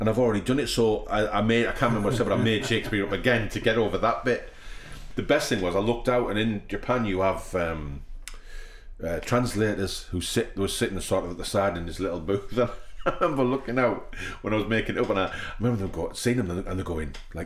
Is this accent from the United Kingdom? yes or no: yes; England, United Kingdom; we're English, we're actors